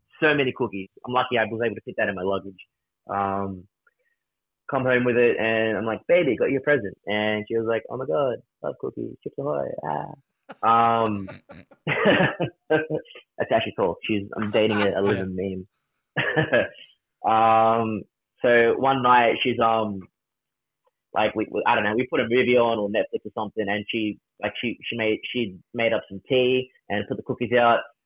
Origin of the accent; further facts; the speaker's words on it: Australia; us being Australian